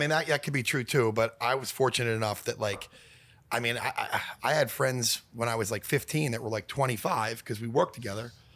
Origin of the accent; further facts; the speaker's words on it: Philadelphia, Pennsylvania, United States; now in Los Angeles, United States; I'm from Philadelphia